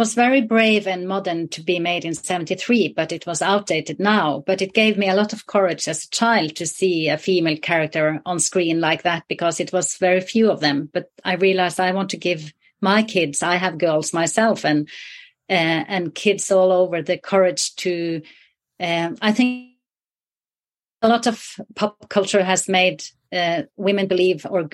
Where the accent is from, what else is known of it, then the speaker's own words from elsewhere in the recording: the very north of Norway, Northern Norway, Norway; I grew up in the very north of Norway, in the wilderness there